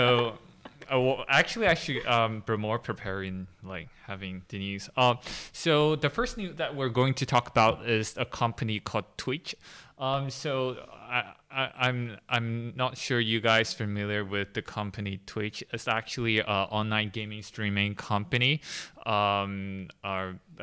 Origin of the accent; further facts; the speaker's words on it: Hong Kong; I'm from Hong Kong.